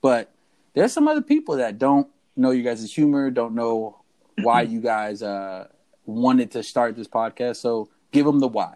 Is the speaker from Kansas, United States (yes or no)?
no; Lakeside, California, United States; We grew up in Lakeside. And if you don't know much about Lakeside, it is predominantly white.